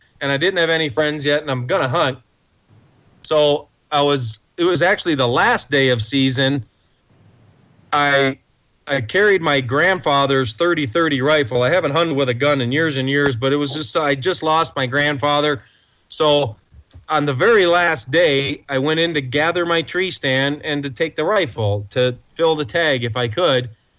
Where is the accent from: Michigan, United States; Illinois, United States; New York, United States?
Michigan, United States; Detroit; now in Montana, United States; I grew up in Detroit, the outskirts of Detroit, not the inner city, but we played down there a lot as teenagers.